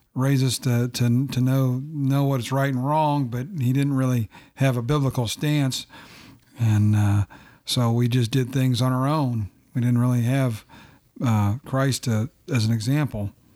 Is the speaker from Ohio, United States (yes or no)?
yes; Findlay, Ohio, United States; also born or lived in St. Louis, Missouri / Bluffton; moved to Findlay and grew up in Findlay.